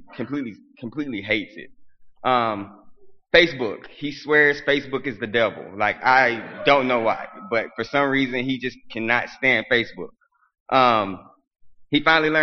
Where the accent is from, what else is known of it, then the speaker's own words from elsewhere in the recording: Arkansas, United States; I'm from Arkansas